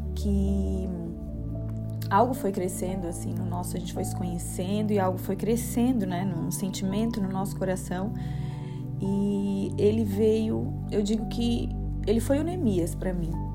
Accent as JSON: {"language": "Portuguese", "town": "Criciúma", "region": "Santa Catarina", "country": "Brazil", "also_born_or_lived": "Curitiba", "moved": "as an adult", "said": "sou de Criciúma"}